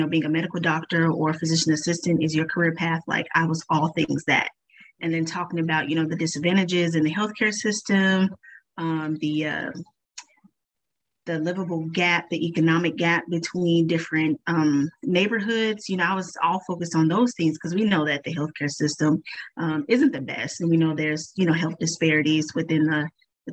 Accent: Tulsa, Oklahoma, United States; I'm from Tulsa, Oklahoma, born and raised.

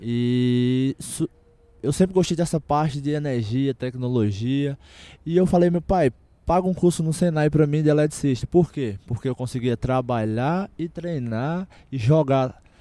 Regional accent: Campina Grande, Paraíba, Brazil; born or raised there; moved away

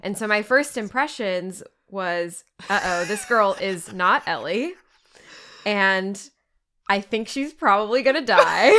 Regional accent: Texas, United States; I'm from Texas

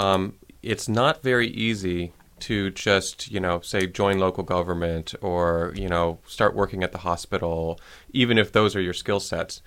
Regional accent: Shaker Heights, Ohio, United States; also born or lived in Licking County, Ohio / Boston; I was raised in Shaker Heights, Ohio, and went to school there

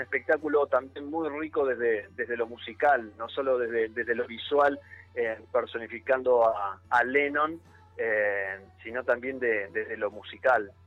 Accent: Argentina; soy argentino con otro con otra cultura, con otro idioma

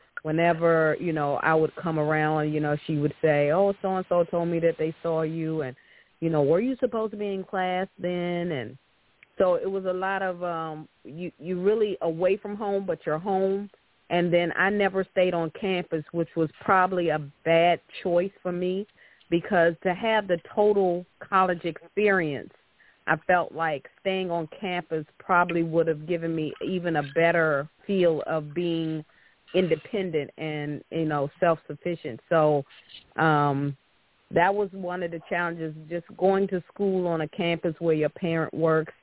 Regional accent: Washington, District of Columbia, United States; I grew up on Howard University campus

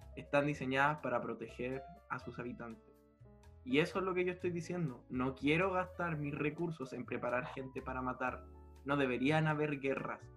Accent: Chile; me considero chileno

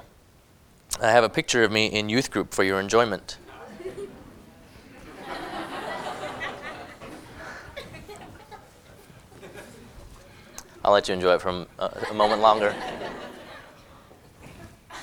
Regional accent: Hong Kong; moved away; I was born in Hong Kong. I grew up there

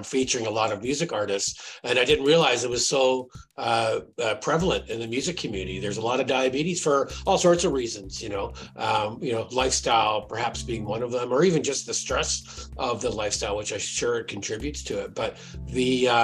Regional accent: Canada

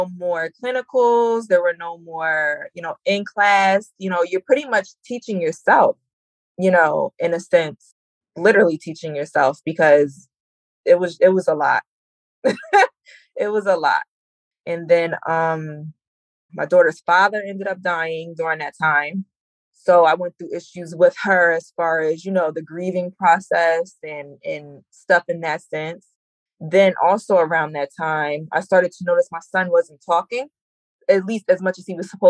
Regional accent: Jersey Shore, New Jersey, United States; I'm from Central Jersey, Jersey Shore

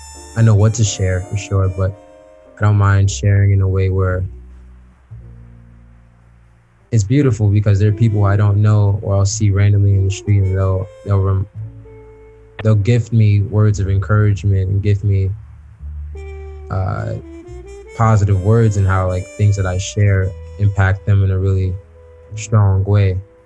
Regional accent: New York, United States; born there; also born or lived in Chicago; When I'm in New York or in the States, I'm from Chicago. But when I'm abroad, I'm from New York. I was born in New York. I'm kind of from all over. I lived in 5 states.

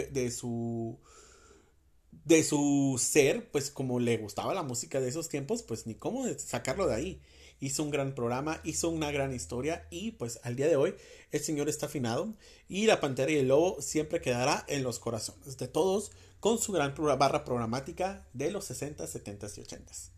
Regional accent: Mexicali, Baja California, Mexico; mi tierra natal, Mexicali.

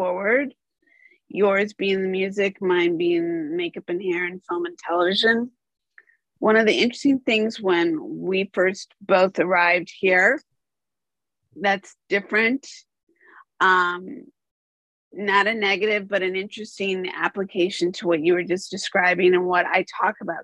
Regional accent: United States; also born or lived in Chicago / Los Angeles; as an American

